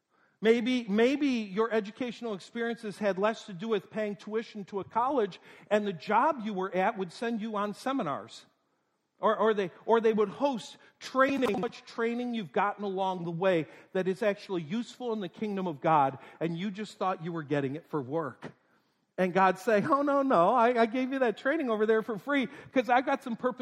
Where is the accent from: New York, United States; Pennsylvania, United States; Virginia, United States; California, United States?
New York, United States; North Tonawanda; moved away; I was born in Western New York, North Tonawanda, New York, right between Buffalo and Niagara Falls.